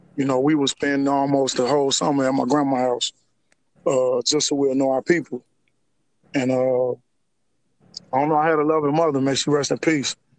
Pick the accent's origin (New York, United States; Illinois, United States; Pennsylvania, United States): Illinois, United States; Harvey; I was born and raised in, in uh, Harvey, Illinois. It's a it's, it's a south suburb uh, of of uh, Chicago.